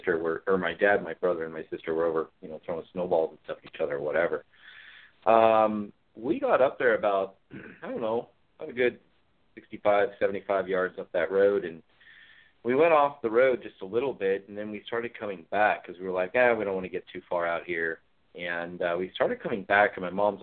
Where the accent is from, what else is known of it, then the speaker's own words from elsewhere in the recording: Ashland, Oregon, United States; also born or lived in Rogue River, Oregon; I was raised here in southern Oregon area around Ashland. I live in Roseburg today